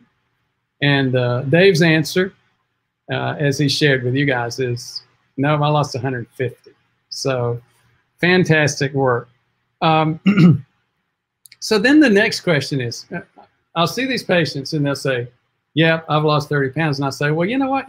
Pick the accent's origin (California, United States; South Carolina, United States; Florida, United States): South Carolina, United States; Spartanburg; I am from South Carolina, Spartanburg